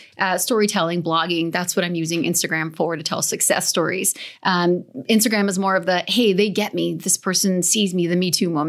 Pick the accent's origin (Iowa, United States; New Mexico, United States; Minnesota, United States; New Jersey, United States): New Jersey, United States; I'm from New Jersey.